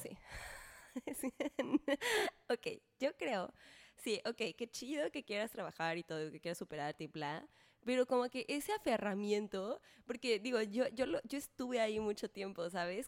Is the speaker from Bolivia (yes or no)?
no; Mexico; como mexicano